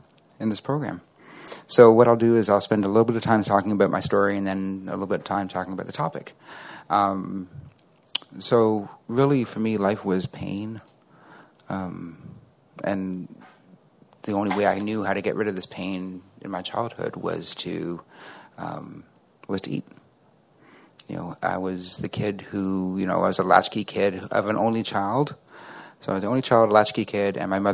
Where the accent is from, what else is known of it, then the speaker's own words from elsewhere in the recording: Toronto, Ontario, Canada; I'm from Toronto, Canada